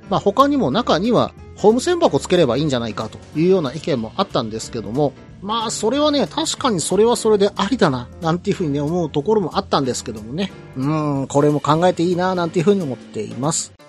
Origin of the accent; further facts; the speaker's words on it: Osaka, Japan; 出身である大阪